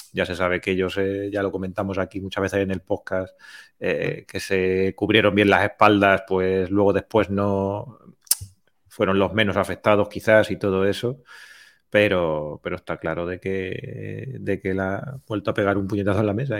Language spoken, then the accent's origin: Spanish; Puertollano, Castilla-La Mancha, Spain; moved away; Ya he vuelto aquí a mi pueblo después de, muchos años fuera dando, dando tumbos por ahí